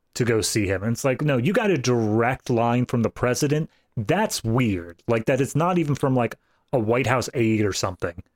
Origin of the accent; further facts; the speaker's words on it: East Coast, United States; my home state, which is East Coast.